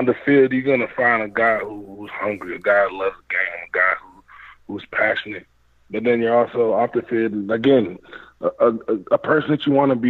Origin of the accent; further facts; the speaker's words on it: Canada; Yeah, but I'm Jamaican. So I mean, both my parents are Jamaican. So I was a Canadian basically living in a Jamaican home.